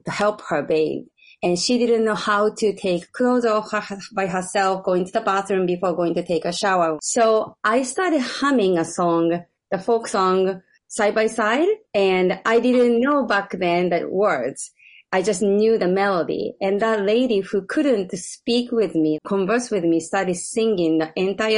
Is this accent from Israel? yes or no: no; Japan; moved away as an adult; now in United States; A couple of decades ago, I moved to US. I'm originally from Japan